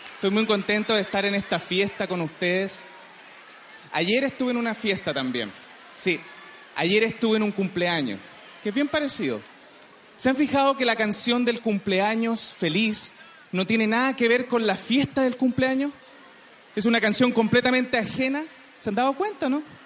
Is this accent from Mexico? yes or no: no; Chile; Yo soy súper chileno